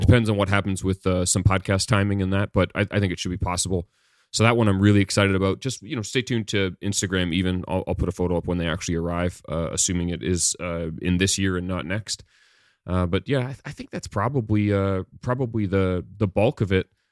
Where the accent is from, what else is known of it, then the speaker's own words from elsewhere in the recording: Canada; growing up in Canada